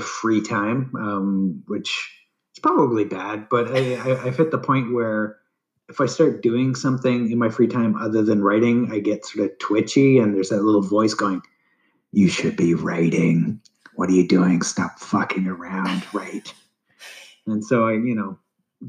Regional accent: Canada; I'm Canadian

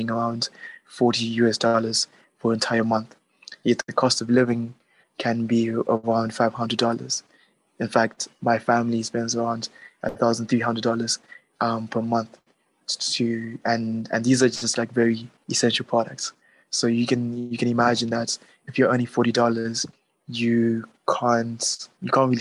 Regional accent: Zimbabwe; I'm from Zimbabwe

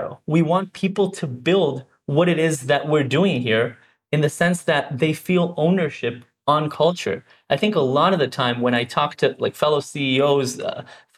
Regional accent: Herzliya, Tel Aviv District, Israel; Born and raised in Israel, grew up in Herzliya, but actually in the nearby kibbutz, Glilia

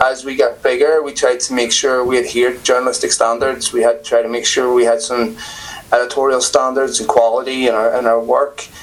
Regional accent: Belfast, Northern Ireland, United Kingdom; I was born in Belfast in the seventies. Um, grew up in the seventies, eighties

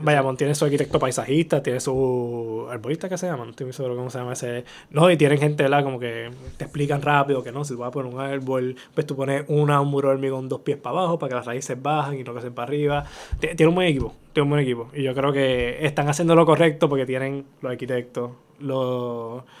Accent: Bayamón, Puerto Rico; ahí en Bayamón, en las calles, yo soy Santa Juanita desde pequeño. Yo caminaba por esa área.

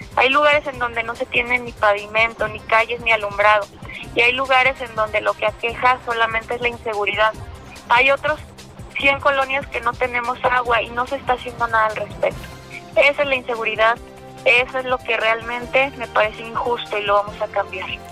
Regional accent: Zapopan, Jalisco, Mexico; Soy zapopana, soy mexicana

